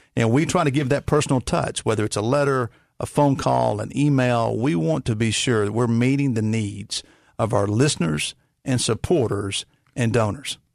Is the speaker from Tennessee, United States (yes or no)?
yes; Rosemark, Tennessee, United States; I grew up in God's country of Rosemark, Tennessee